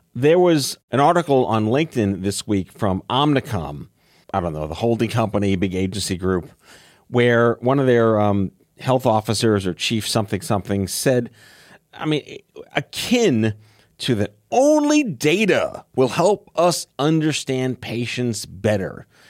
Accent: New York City, New York, United States; growing up on Staten Island

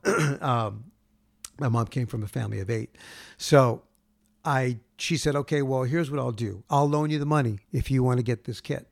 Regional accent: Gardena, California, United States; where I grew up in Gardena

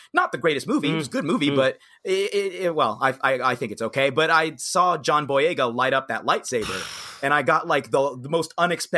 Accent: Cincinnati, Ohio, United States; I'm from Cincinnati, actually. I grew up in a predominantly white environment.

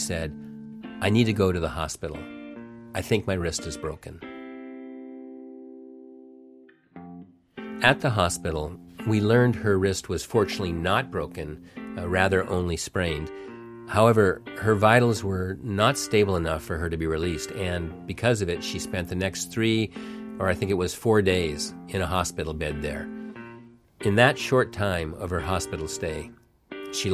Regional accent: Seattle, Washington, United States

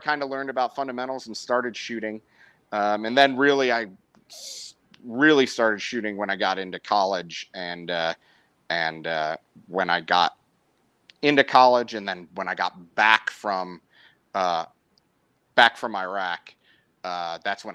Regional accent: outside Chicago, Illinois, United States; moved away; I grew up outside Chicago, about 40 miles, 50 miles outside Chicago

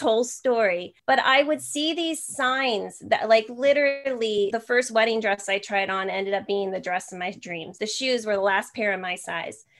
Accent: New Jersey, United States; now in San Jose, United States; I'm actually from New Jersey. I'm in San Jose, California now

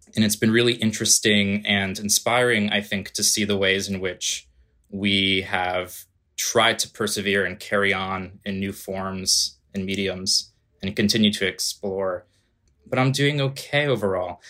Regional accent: outside of New Haven, Connecticut, United States; moved away as an adult; also born or lived in Long Island, New York; now in New York City, United States; I grew up just outside of New Haven, Connecticut

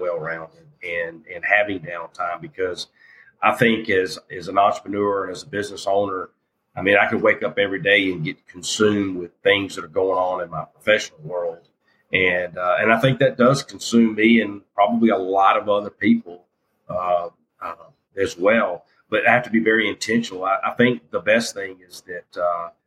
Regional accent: Jackson, Mississippi, United States; I grew up in South Jackson and went to Wingfield High School, People's Junior High.

